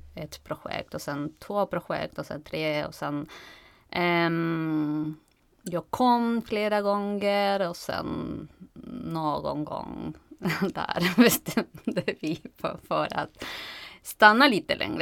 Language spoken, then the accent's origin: Swedish; Argentina; Swedish is a second language; moved away as an adult; now in Stockholm, Sweden; Jag kommer från eh, Argentina